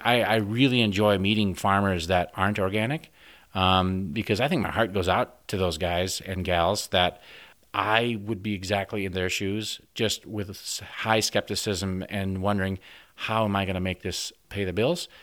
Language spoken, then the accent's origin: English; Orange City, Iowa, United States; moved away as an adult; now in Western Australia, Australia; I grew up in the northwest part of, of Iowa. Sioux County is actually kind of from the city. It's, the city is Orange City